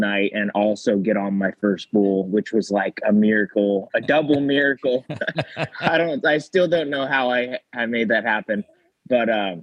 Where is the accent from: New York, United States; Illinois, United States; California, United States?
California, United States; Salinas; I grew up in Salinas, California